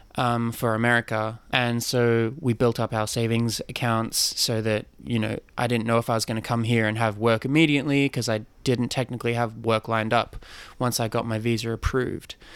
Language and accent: English; Sydney, New South Wales, Australia; moved away as an adult; also born or lived in Chicago; now in New York, United States; I'm originally Australian, yes. Sydney born and raised